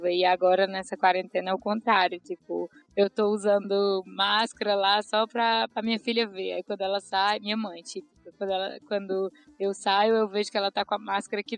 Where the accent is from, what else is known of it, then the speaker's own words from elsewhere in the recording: Tianguá, Ceará, Brazil; accent: mega carregado (Cearense); also born or lived in São Paulo, Brazil; now in London, United Kingdom; eu sou natural lá do interior do Ceará, de uma cidadezinha chamada Tianguá, perto da terra do Didi.